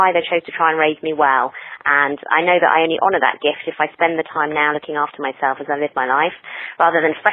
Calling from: Hertfordshire, East of England, United Kingdom; I'm calling from Hertfordshire in the UK.

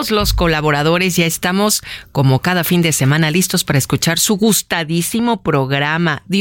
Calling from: Azcapotzalco, Mexico City, Mexico; Saludos, Alex, Héctor, Andrés, DJ Kike … de Azcapotzalco.

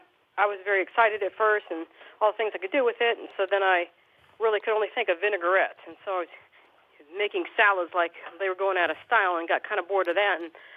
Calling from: Madison, Alabama, United States; Madison, Alabama.

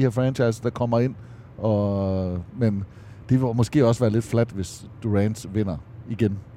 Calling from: Odense, Southern Denmark, Denmark; Jeg er med fra Odense.

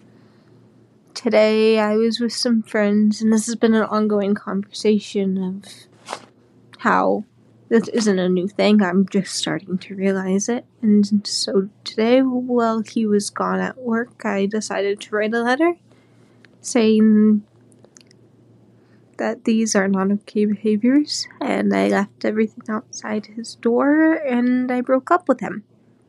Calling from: Iowa, United States; I'm one of your premium subscribers and I'm calling from Iowa.

